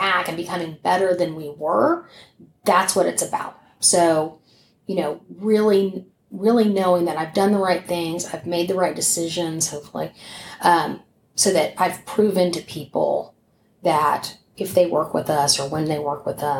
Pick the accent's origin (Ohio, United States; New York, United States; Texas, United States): Texas, United States; I grew up in Texas, but I'm a city girl.